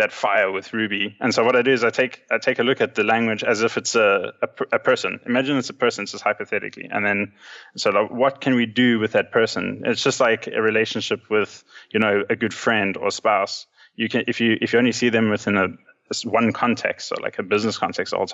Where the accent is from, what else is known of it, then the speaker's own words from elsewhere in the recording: South Africa; also born or lived in Johannesburg, South Africa; now in Cape Town, South Africa; growing up in South Africa, we always were at one stage a few years behind everyone else.